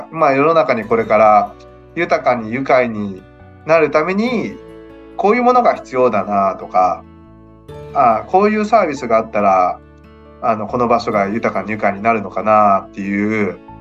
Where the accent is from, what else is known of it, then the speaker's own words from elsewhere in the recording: Okayama, Japan; 地元岡山